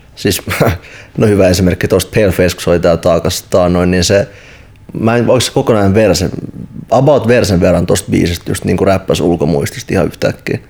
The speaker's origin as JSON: {"language": "Finnish", "town": "Helsinki", "region": "Uusimaa", "country": "Finland", "tie": "born or raised there", "said": "mä itse kasvoin Itästadissa"}